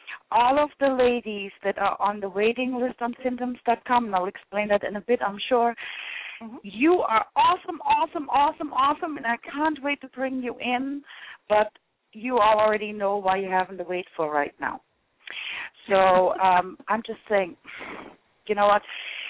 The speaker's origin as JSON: {"language": "English", "town": "Offenbach am Main", "region": "Hesse", "country": "Germany", "second_language": "English", "moved": "yes", "lives_now": "United States", "said": "Originally, I'm from Offenbach am Main, Germany, but I've been in the U.S. since, 1988"}